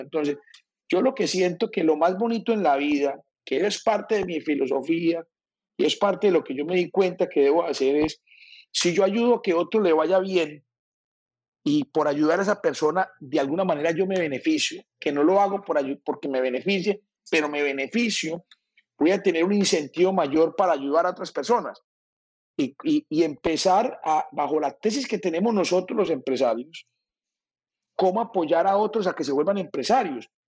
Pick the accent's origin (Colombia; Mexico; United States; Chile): Colombia; Medellín, Antioquia; now in Barranquilla, Colombia; yo vivo en Barranquilla, soy paisa, pero he dicho, soy barranquillero, nacido en Medellín